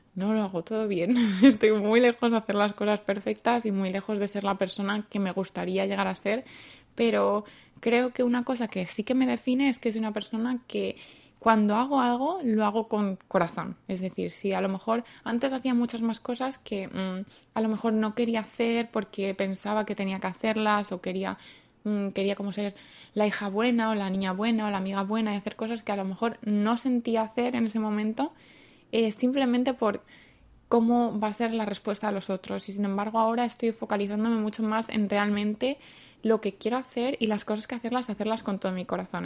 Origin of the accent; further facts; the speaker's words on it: Madrid, Community of Madrid, Spain; moved away as an adult; now in South Korea; vengo de Madrid y llevo en Corea así más o menos cinco años